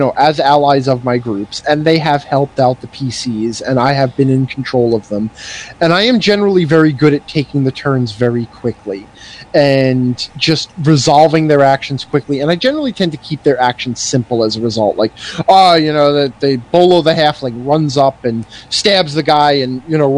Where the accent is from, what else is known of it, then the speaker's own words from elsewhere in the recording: New York, United States; moved away; I come from New York